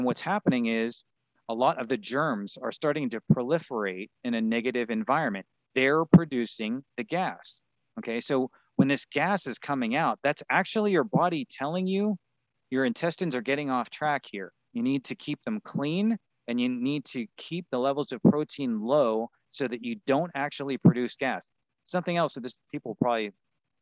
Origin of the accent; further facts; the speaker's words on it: Pittsburgh, Pennsylvania, United States; I grew up in Pittsburgh